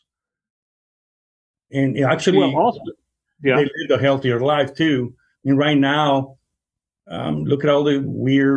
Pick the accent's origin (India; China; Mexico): Mexico; also born or lived in Chicago; now in Kansas, United States; I'm Mexican. I was born in Mexico, and my wife is born in Guatemala.